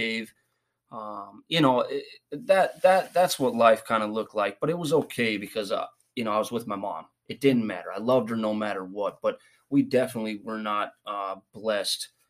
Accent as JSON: {"language": "English", "region": "Minnesota", "country": "United States", "tie": "born or raised there", "also_born_or_lived": "East Mesa, Arizona", "moved": "yes", "said": "originally, I was from Minnesota"}